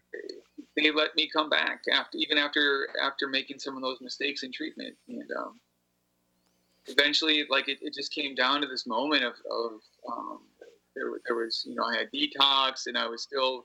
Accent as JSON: {"language": "English", "town": "Appleton", "region": "Wisconsin", "country": "United States", "tie": "born or raised there", "said": "And I had to reconnect with a different community when I got back to Appleton."}